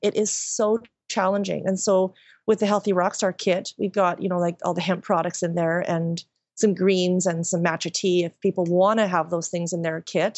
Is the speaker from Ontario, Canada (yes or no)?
no; Qualicum Beach, British Columbia, Canada; moved away as an adult; also born or lived in Nanaimo; now in Vancouver, Canada; I'm from Vancouver Island, a really small town